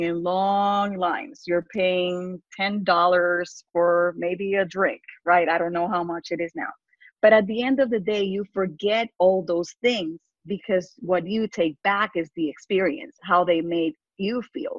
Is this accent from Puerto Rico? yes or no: yes; Puerto Rico; English is a second language; moved away as an adult; also born or lived in Texas; now in United States; I grew up in poverty in Puerto Rico